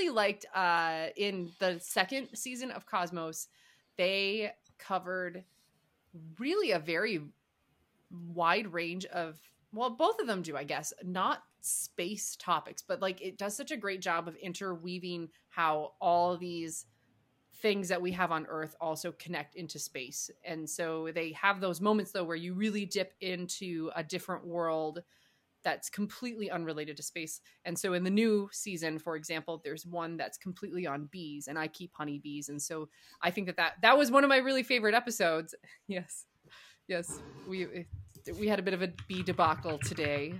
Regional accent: Milwaukee, Wisconsin, United States; I grew up in Milwaukee area. I grew up in the Milwaukee

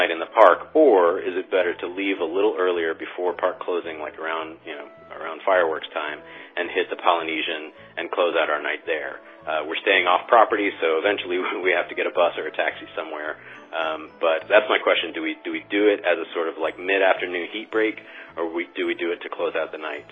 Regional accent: about an hour and a half from Orlando, Florida, United States; now in Queens, New York, United States; I actually grew up about an hour and a half away from there

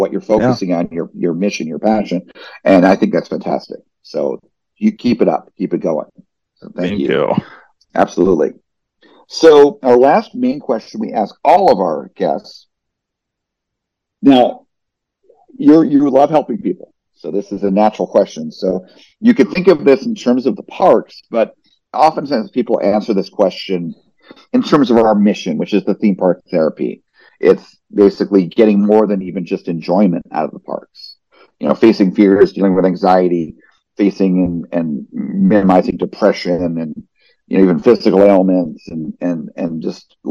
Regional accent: New Jersey, United States; I grew up in New Jersey

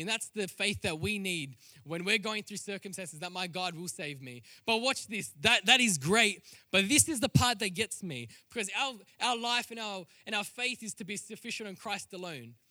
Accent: Sydney, New South Wales, Australia; I was born in Western Sydney

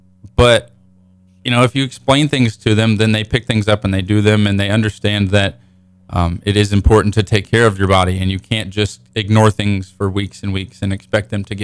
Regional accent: Frontenac, Kansas, United States; moved away as an adult; I moved from Frontenac to Springfield, Missouri, going to college, so that was a big transition moving to a bigger city than I'm used to.

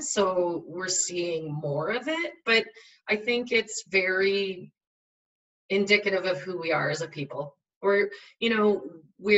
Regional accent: Saskatchewan, Canada; I grew up in Saskatchewan

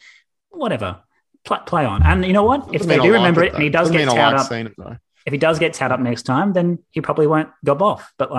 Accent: Australia; As like Australian sports viewers, we can just like... We get a bit too blushing very quickly.

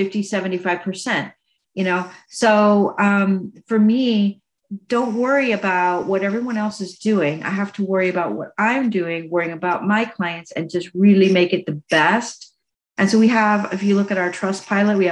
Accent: United States; also born or lived in Indiana / Alabama; I grew up in Indiana and Alabama, and that's all I knew.

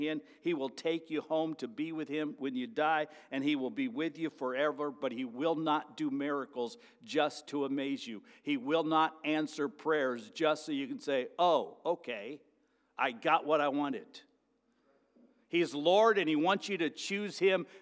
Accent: United States

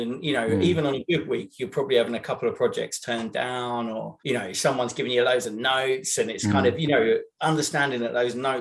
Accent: near Basildon, Essex, East of England, United Kingdom; moved away; also born or lived in London; I grew up near Basildon in Essex

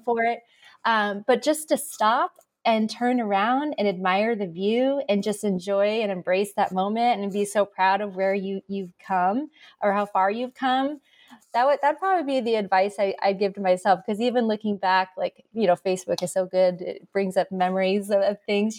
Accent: Arizona, United States; Born and raised in Arizona

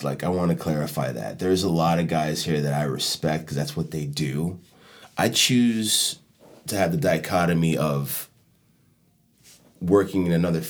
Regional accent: Chicago, Illinois, United States; now in Miami, United States; And I felt like when I came down from Chicago, it was weird.

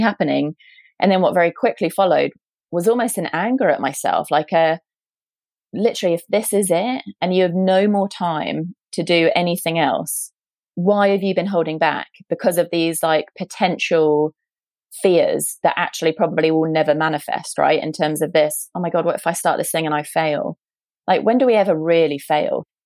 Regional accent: United Kingdom; accent: British; also born or lived in San Francisco; based in, as you might be able to tell from my accent, based in the UK

